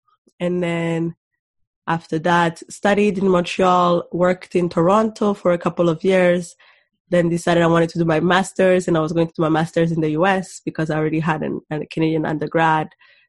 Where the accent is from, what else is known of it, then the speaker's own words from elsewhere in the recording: Rwanda; also born or lived in Burundi; So my parents are Rwandan. So I was born in Burundi because they met there and at school and, yeah, got married there.